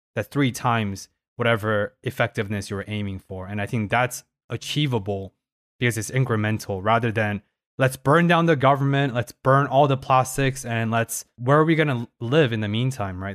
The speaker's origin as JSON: {"language": "English", "town": "Paris", "region": "Île-de-France", "country": "France", "tie": "born or raised there", "said": "I was born in Paris"}